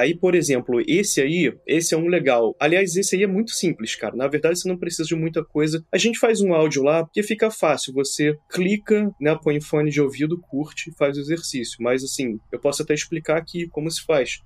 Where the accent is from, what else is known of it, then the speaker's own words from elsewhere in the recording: Brazil; moved away as an adult; eu fui, fui criado no Brasil, né? Até como você, sou expat, né? Agora eu já não moro no Brasil mais